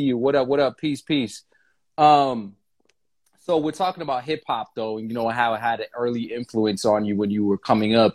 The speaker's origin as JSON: {"language": "English", "town": "Lynn", "region": "Massachusetts", "country": "United States", "tie": "born or raised there", "said": "growing up in Lynn, Massachusetts"}